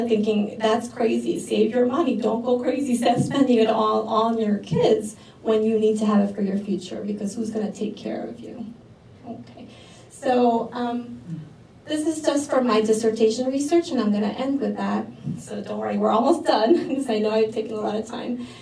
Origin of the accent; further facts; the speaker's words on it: New York City, New York, United States; also born or lived in New Jersey; now in Queens, New York City, United States; the ones I grew up with in New York City